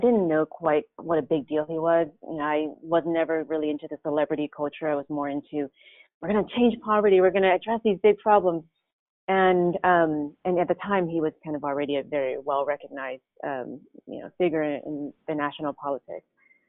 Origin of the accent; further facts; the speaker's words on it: Oakland, California, United States; I grew up in Oakland, and primarily during the crack years, and it's known as the 80s, 1980s